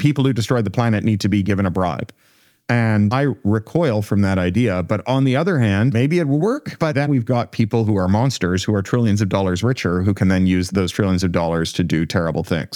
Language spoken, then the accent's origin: English; Canada; I come from Canada